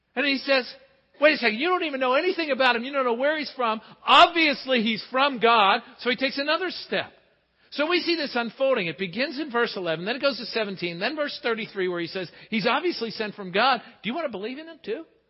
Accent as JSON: {"language": "English", "town": "Pittsburgh", "region": "Pennsylvania", "country": "United States", "tie": "born or raised there", "said": "growing up in Pittsburgh"}